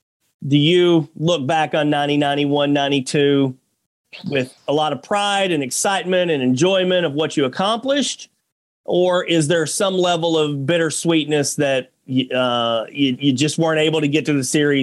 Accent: Little Rock, Arkansas, United States; I'm from Little Rock, Arkansas. So I grew up early on as a St. Louis Cardinals fan.

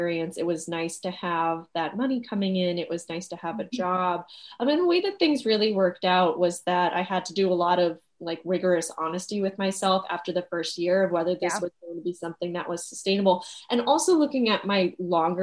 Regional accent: Walpole, Massachusetts, United States; moved away as an adult; also born or lived in Paris, France; now in New York, United States; I grew up in a small town a little south of Boston. It's called Walpole

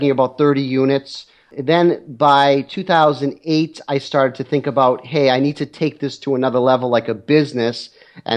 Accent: Boston, Massachusetts, United States; moved away as an adult; now in Syracuse, United States; I'm originally from Boston, the Boston area, Boston, Massachusetts area, and I lived there all my life

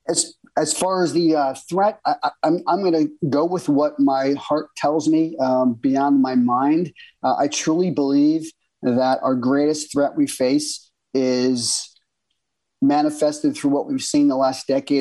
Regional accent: United States; as an American, uh, you know, intelligence professional

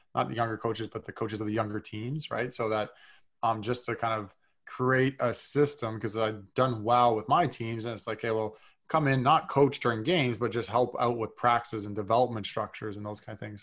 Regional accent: North Bay, Ontario, Canada; also born or lived in Toronto; I grew up in Northbay, Ontario, like three hours north of Toronto

